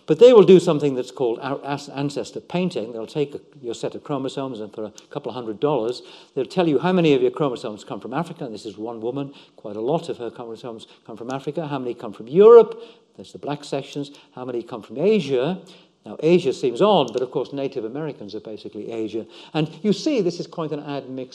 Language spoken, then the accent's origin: English; West Wales, United Kingdom; I was born in West Wales